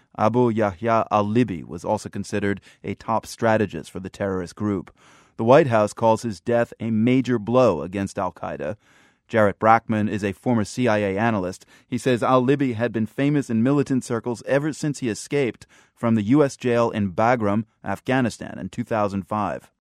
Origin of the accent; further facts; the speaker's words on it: United States; as an American